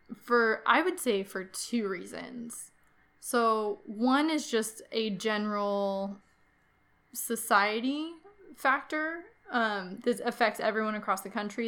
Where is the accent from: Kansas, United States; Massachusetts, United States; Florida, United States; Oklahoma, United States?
Kansas, United States; here in my home state of Kansas